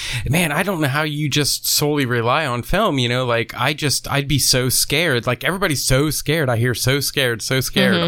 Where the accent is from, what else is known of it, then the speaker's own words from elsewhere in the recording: Pennsylvania, United States; I was a kid growing up in Pennsylvania